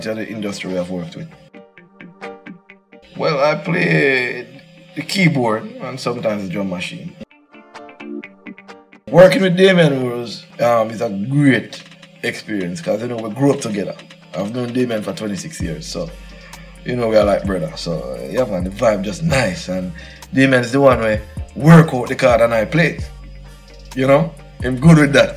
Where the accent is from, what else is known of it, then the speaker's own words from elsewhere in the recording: Saint Elizabeth, Jamaica; also born or lived in Kingston; I was born in St. Elizabeth.